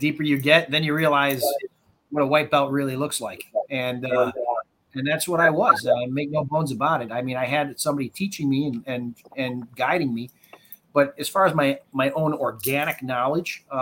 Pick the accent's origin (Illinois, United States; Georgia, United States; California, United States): Illinois, United States; Chicago; That's where I was born and raised in Chicago